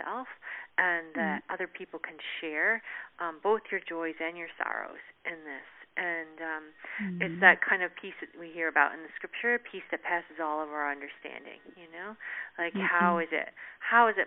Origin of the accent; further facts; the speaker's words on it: Canada; moved away; I'm originally from Canada